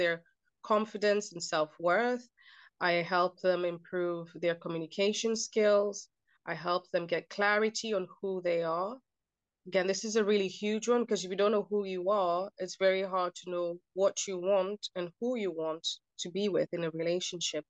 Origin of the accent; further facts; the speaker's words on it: Kenya; I grew up in a culture that was, so I'm Kenyan, my background is Kenyan, and I grew up in a culture that almost normalized domestic violence.